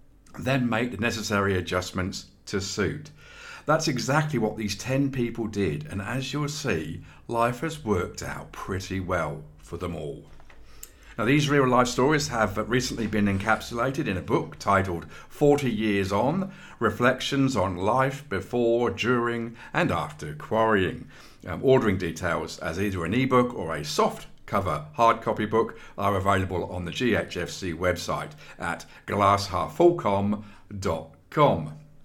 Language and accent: English; Redruth, South West England, United Kingdom; Born and bred in Redruth, Cornwall, this was my first real time away from my family, friends and my dear rugby club.